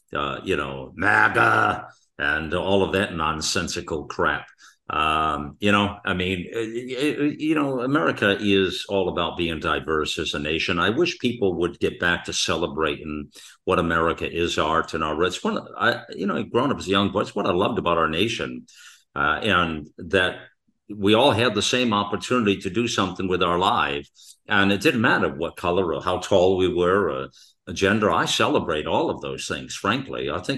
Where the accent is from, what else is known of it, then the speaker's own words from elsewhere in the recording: United States; Where are you from? What country, …? Or what are you? You know, well, I'm American here for sure.